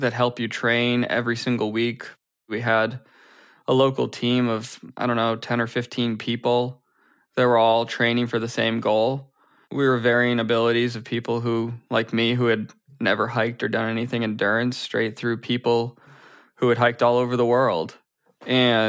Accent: outside of Boston, Massachusetts, United States; now in New Jersey, United States; I grew up outside of Boston, and currently I live in New Jersey.

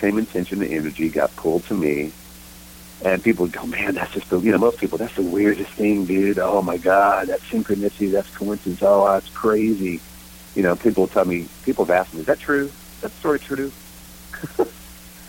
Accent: Texas, United States; moved away as an adult; He called me … because I was from …as

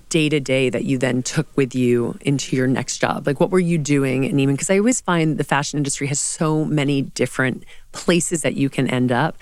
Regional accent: the South, United States; now in New York City, United States; growing up in the South as a woman

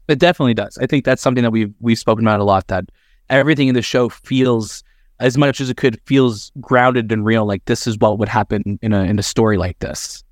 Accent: Canada; we're Canadian

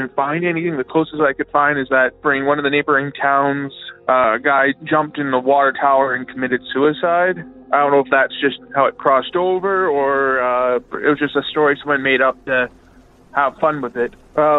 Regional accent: Estevan, Saskatchewan, Canada; I'm from Estevan, Saskatchewan, Canada.

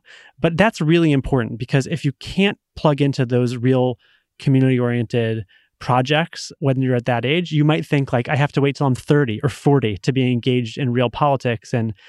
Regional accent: Massachusetts, United States; So, you know, take my home state of Massachusetts. We have a very popular Republican governor.

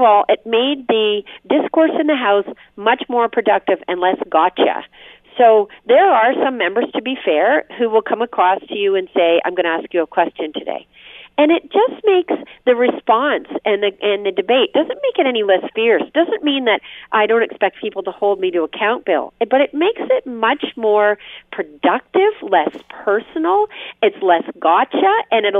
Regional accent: Windsor, Ontario, Canada; I came from Windsor. Mm-hmm. My dad was an auto worker

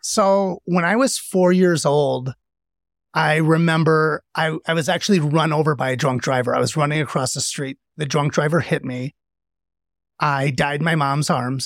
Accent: a suburb in Milwaukee, Wisconsin, United States; I was in a suburb in Milwaukee, and I grew up one of eight kids

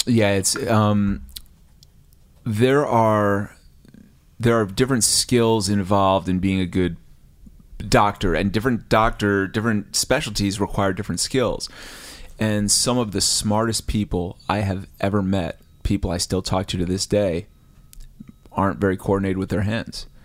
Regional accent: New Jersey, United States; I'm from New Jersey

